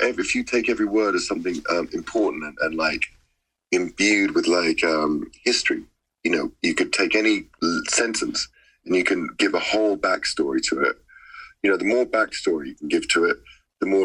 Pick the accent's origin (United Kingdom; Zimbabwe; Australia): United Kingdom; London; I come from London, so it's a, you know, it's a city of London, of drug dealers